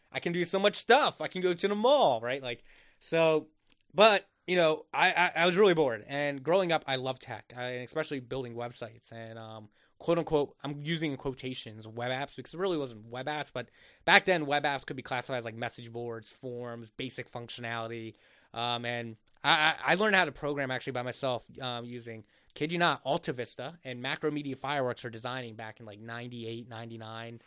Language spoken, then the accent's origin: English; Egg Harbor, New Jersey, United States; moved away as an adult; now in Philadelphia, United States; I grew up literally in the Jersey Shore, um, in Egg Harbor